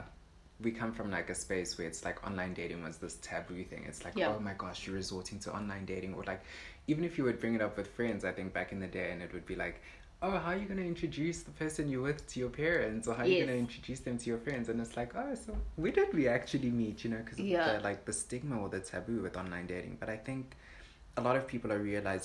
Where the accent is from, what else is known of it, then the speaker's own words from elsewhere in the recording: Johannesburg, Gauteng, South Africa; I am from Joburg.